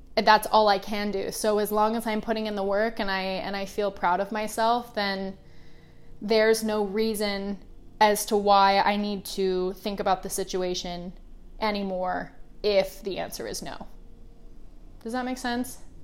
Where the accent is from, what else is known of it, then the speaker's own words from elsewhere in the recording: Oregon, United States; now in Los Angeles, United States; I grew up in the Pacific Northwest, so it rained a lot